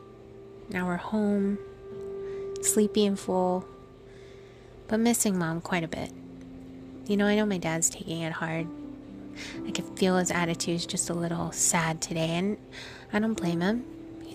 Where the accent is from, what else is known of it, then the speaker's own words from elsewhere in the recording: Guam; moved away; I can remember growing up on Guam